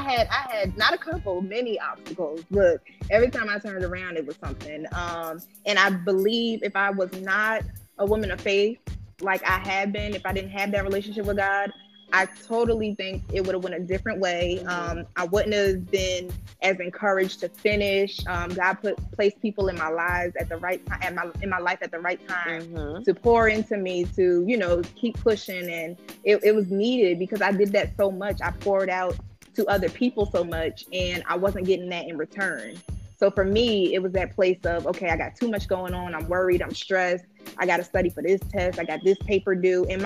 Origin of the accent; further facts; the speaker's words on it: New York, United States; I grew up in New York